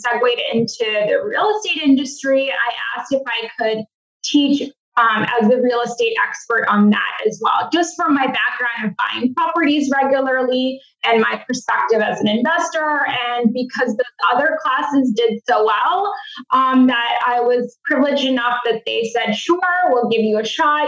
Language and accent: English; Massachusetts, United States; I'm from Massachusetts